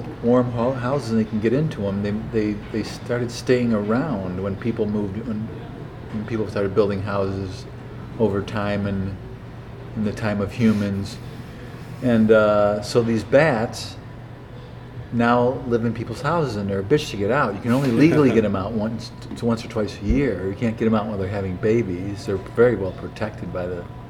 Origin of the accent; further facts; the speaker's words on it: Naperville, Illinois, United States; also born or lived in Chicago; I grew up in Naperville.